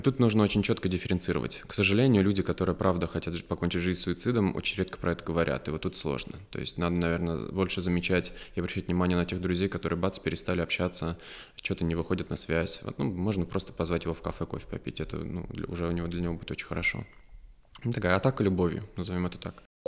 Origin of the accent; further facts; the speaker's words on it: Ryazan, Ryazan Oblast, Russia; also born or lived in Moscow / Germany; now in Lyubertsy, Russia; я из Рязани, у нас там лужа и грибы с глазами, вот, но а, опять же, я очень люблю свой родной город